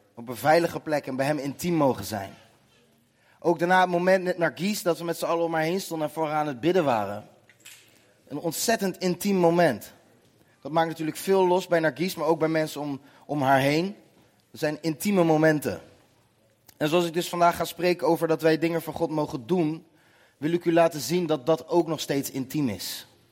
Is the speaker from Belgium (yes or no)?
no; Nootdorp, South Holland, Netherlands; Ik kom uit Noordorp, klein dorpje naast Den Haag.